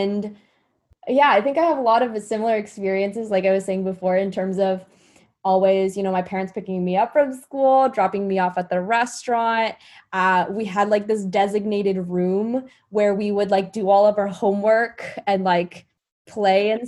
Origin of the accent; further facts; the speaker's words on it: Rolla, Missouri, United States; I grew up in Rolla, Missouri, super racially